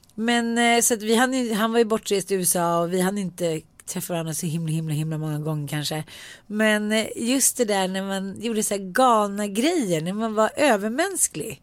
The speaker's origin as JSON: {"language": "Swedish", "country": "Sweden", "said": "jag är svensk"}